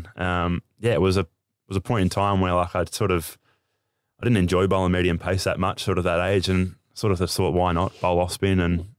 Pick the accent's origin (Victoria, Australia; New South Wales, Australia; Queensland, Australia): New South Wales, Australia; Moama; also born or lived in Echuca; No, I'm a Mima boy, so that's New South Wales side